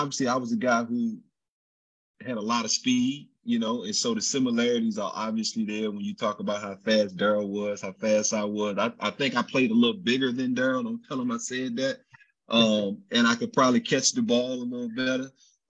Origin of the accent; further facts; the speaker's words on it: Virginia, United States; I always felt the unconditional love being that I was a kid from Virginia.